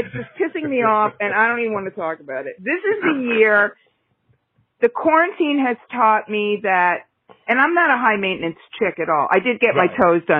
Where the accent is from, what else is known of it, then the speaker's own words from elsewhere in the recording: New York, United States; As a New Yorker